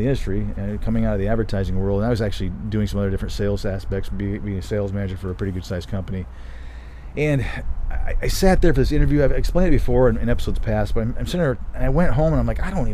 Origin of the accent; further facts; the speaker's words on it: Michigan, United States; also born or lived in Colorado; now in Denver, United States; I grew up in Michigan